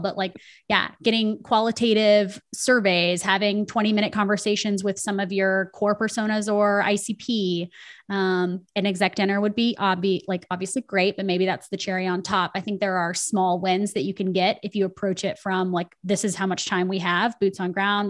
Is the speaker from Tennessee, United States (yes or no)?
yes; Nashville, Tennessee, United States; I'm from Nashville, Tennessee.